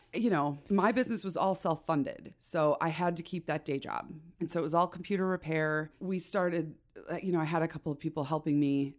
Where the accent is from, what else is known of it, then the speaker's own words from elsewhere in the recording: Chicago, Illinois, United States; now in Idaho, United States; I born and raised in Chicago, in the suburbs